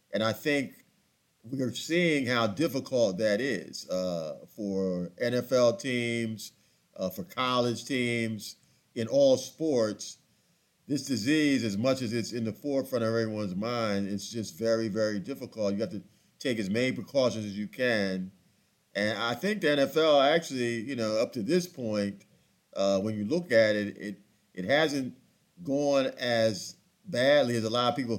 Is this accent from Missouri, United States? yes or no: no; Philadelphia, Pennsylvania, United States; moved away; I grew up in Philadelphia